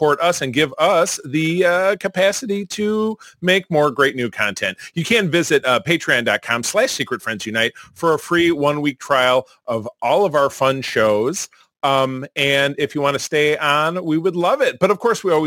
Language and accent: English; Detroit, Michigan, United States; my hometown of Detroit, Michigan